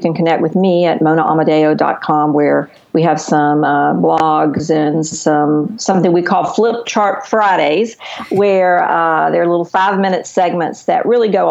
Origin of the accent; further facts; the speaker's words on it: the South, United States; I am from the South